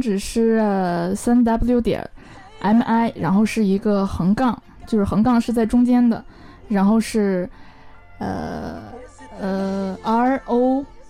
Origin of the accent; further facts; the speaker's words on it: Northeast China, China; moved away; also born or lived in Beijing; 我是北方人，我是地道的东北人